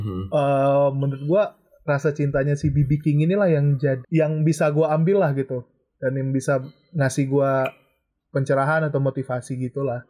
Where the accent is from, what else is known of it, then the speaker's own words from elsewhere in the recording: Aceh, Indonesia; moved away as an adult; now in Jakarta, Indonesia; gue dari Aceh, tapi sekarang lagi di Jakarta kebetulan